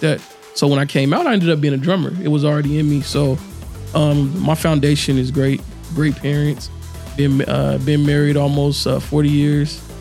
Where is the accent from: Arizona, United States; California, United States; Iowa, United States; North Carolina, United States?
California, United States; Fresno; grew up here in Fresno, been here my whole life